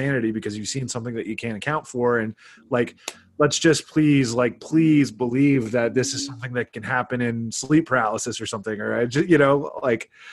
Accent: South Carolina, United States; I grew up in South Carolina.

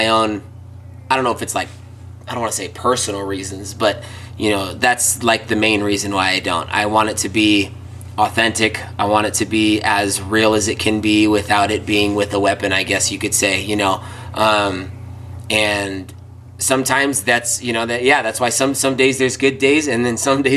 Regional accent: Oakland, California, United States; moved away; I was born and raised in Northern California. And I actually grew up in Oakland, in the Oakland area, Bay Area

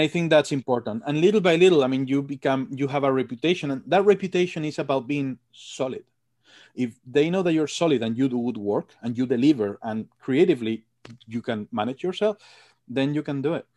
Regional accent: Madrid, Community of Madrid, Spain; moved away as an adult; also born or lived in England; now in United States; From Madrid. I'm from Madrid.

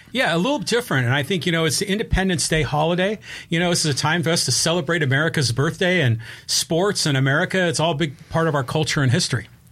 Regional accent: Burlingame, California, United States; I lived, I grew up in Burlingame, which is up near the San Francisco airport.

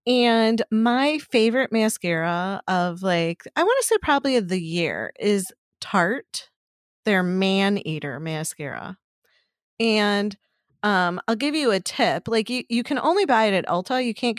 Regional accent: Chicago, Illinois, United States; I'm from Chicago.

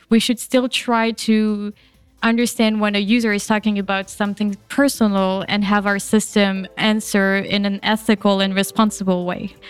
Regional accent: France; moved away; I grew up in France, and it's a bit different in France.

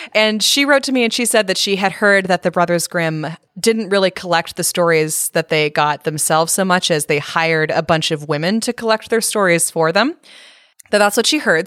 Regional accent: Northern California, United States; growing up in Northern California

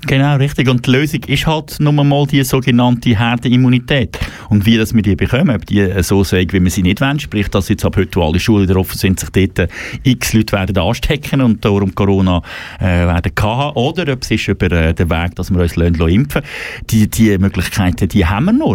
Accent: German-speaking Switzerland, Switzerland; bei uns in Deutschschweiz

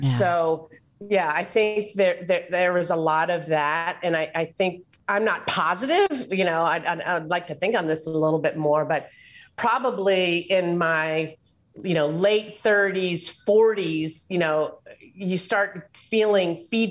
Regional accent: Atlanta, Georgia, United States; also born or lived in Philadelphia; At 3 years old, we moved from Philly down to Atlanta.

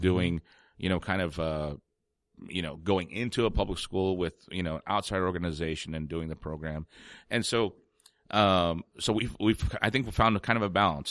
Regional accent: San Antonio, Texas, United States; growing up in San Antonio.

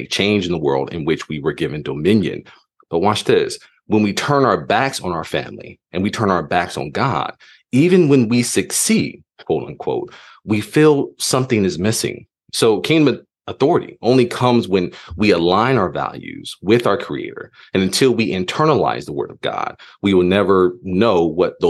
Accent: Sacramento, California, United States; moved away as an adult; also born or lived in Texas / Grambling, Louisiana / Paris, France; now in Lafayette, United States; I was raised in Sacramento, California.

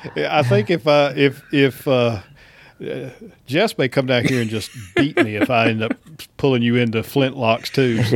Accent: East Coast, United States; moved away as an adult; now in Georgia, United States; I grew up on the East Coast

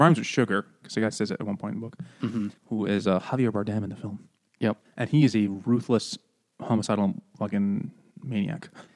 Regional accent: New Yorker, United States; as a New Yorker

